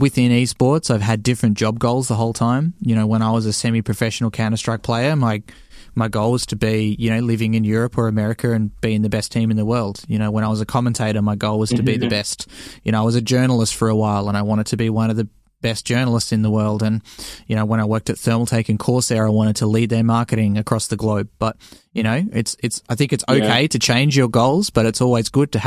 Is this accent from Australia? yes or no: yes; Australia; accent: Australian; we're an English-speaking country, and a lot of Americans like our accent